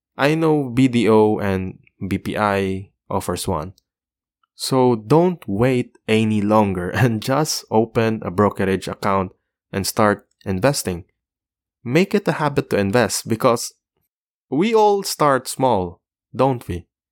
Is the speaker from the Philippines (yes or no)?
yes; Philippines; the Philippines, my, my home country